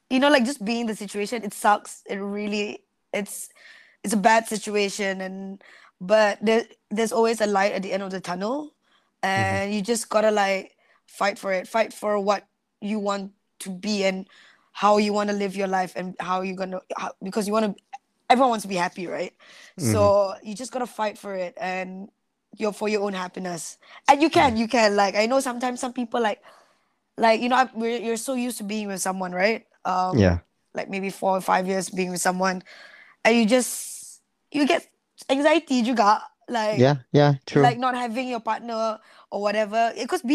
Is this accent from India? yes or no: no; Sarawak, Malaysia; I'm from Sarawak